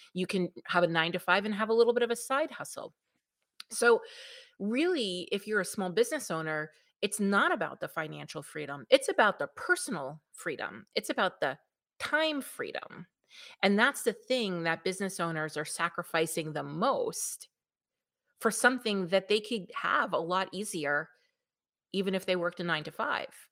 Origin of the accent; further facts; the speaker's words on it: New York, United States; accent: New York; I am from New York, if you cannot tell by my lovely melodious accent